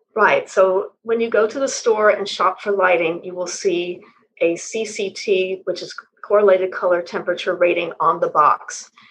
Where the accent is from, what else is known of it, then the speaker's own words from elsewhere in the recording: West Texas, United States; also born or lived in Houston; Well, I was born in West Texas, and that helped me develop a lifelong interest in the sky because in the part of West Texas I was born in, it's very flat